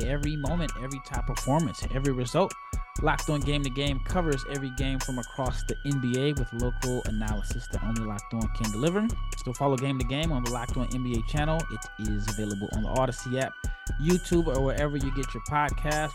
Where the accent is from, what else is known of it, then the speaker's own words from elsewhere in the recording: Omaha, Nebraska, United States; I'm from Omaha